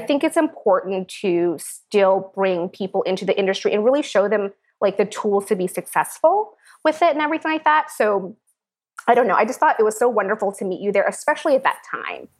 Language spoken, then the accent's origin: English; Seattle, Washington, United States; moved away; I was born in Seattle, Washington to Priscilla Tran, my wonderful mother